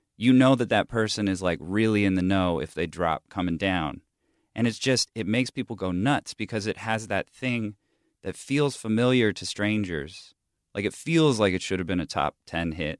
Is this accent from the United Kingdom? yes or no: no; Huntington Beach, California, United States; also born or lived in Bay Area, California; I grew up in Southern California. Like, the prevalent music when I was a kid in Huntington Beach